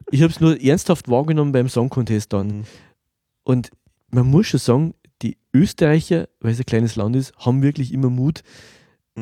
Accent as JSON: {"language": "German", "country": "Germany", "said": "für mich als, als Deutscher"}